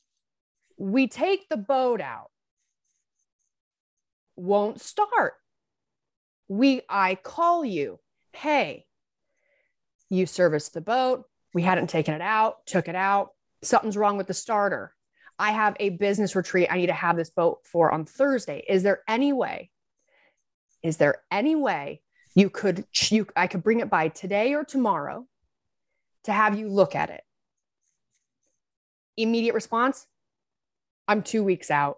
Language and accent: English; Southern Utah, United States; I'm from Southern Utah